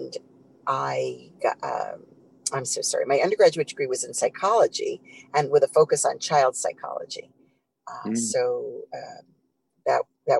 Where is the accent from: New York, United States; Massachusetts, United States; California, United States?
New York, United States; moved away as an adult; also born or lived in Ossining, New York / Brazil / Chile / Brooklyn, New York; now in Miami, United States; I lived in New York City till I was about three. Then we moved to the suburbs, to Westchester County, Ossining, New York. And I lived there. I lived in Brazil and Chile, and then back to New York City